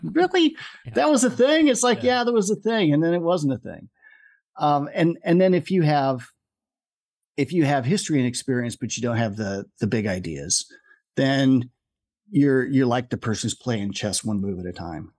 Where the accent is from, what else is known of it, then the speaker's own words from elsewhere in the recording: Omaha, Nebraska, United States; moved away as an adult; I was uh, born and raised in Omaha